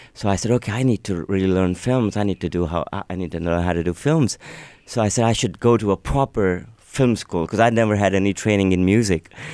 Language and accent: English; Pakistan; first language Urdu; English is a second language; also born or lived in United States; now in Lennox Head, Australia; I was born in Pakistan and I went to a school that, that was a private school